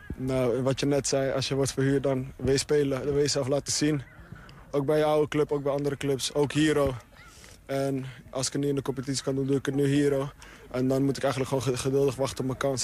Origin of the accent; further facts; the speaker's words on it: Amsterdam, North Holland, Netherlands; moved away as an adult; now in Twente, Netherlands; Ik, ik heb altijd in Amsterdam gewoond